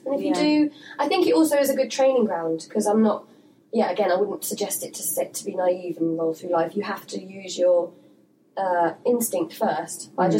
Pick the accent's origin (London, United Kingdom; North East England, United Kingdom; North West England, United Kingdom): London, United Kingdom; I come from East London